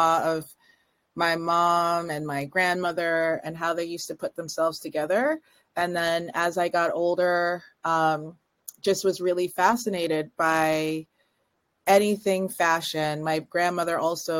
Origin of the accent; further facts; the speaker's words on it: just outside of Toronto, Ontario, Canada; I grew up in just outside of Toronto